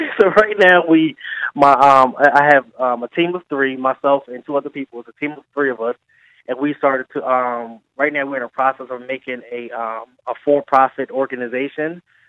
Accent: Philadelphia, Pennsylvania, United States; I am from Southwest Philadelphia.

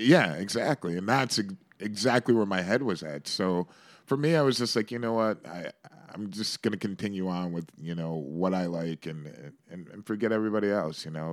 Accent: Shaker Heights, Ohio, United States; now in New York, United States; I grew up in the suburbs of Cleveland in a place called Shaker Heights

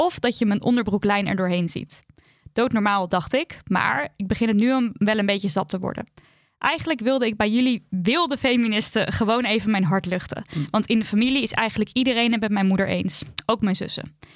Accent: Turkey; en daarmee bedoel ik de Turkse gemeenschap, want ik ben Turks

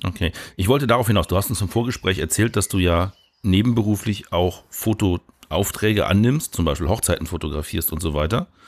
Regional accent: Northern Germany, Germany; bei uns in Norddeutschland am Wasser

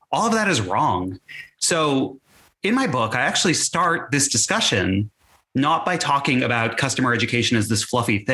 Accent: Texas, United States; as a teenager growing up in Texas

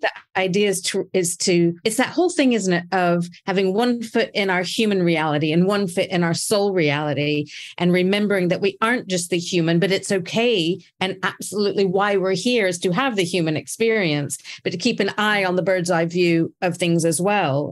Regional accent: United States; I was raised in America

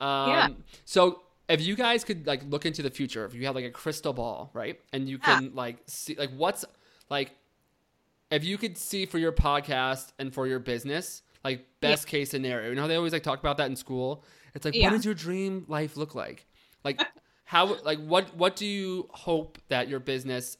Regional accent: New York, United States; as a New Yorker

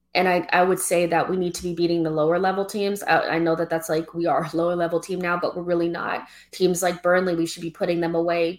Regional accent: United States; I'm African American, you know, I don't have any like none of my family is like from any of the islands or Africa like closely

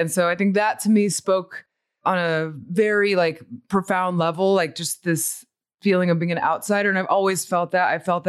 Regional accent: Montemorelos, Nuevo León, Mexico; born there; So I was born in Mexico. I was born in a little pueblito que se llama Montemorelos.

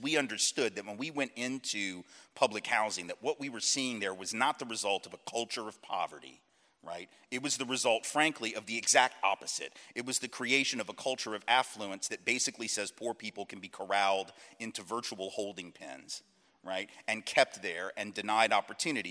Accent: Nashville, Tennessee, United States; also born or lived in New Orleans; I grew up in Nashville

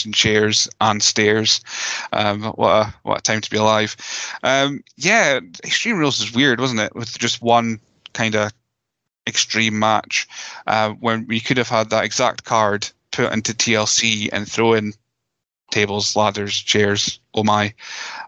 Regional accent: Scotland, United Kingdom; We're Scottish

